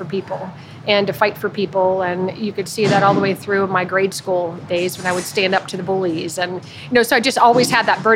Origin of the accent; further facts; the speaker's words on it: Youngstown, Ohio, United States; also born or lived in Columbus, Ohio; now in Cincinnati, United States; I grew up in Youngstown, Northeast Ohio